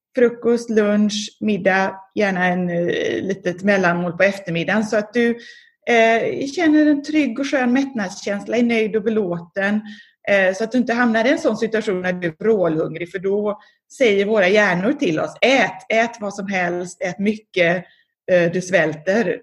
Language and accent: Swedish; Gothenburg, Västra Götaland, Sweden; moved away as an adult; also born or lived in Japan; now in Philadelphia, United States; sen dess så bodde jag i, växte jag upp i Göteborg